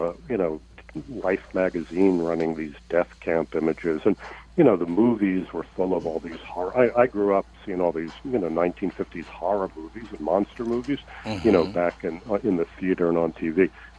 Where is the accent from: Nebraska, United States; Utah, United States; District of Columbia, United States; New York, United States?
New York, United States; New York City; I grew up in New York City in the Bronx.